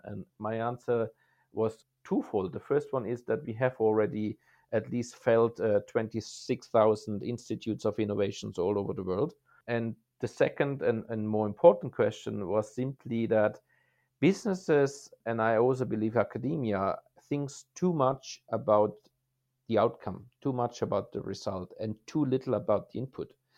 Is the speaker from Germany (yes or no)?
yes; Germany; moved away as an adult; my career started in Germany, my home country, a little bit as a small boy